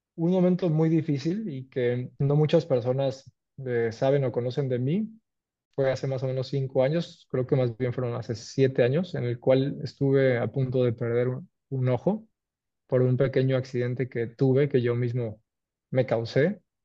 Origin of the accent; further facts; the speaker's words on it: Cancún, Quintana Roo, Mexico; soy cancunense, orgullosamente mexicano, tengo 35 años, nací y me crié y crecí en Cancún.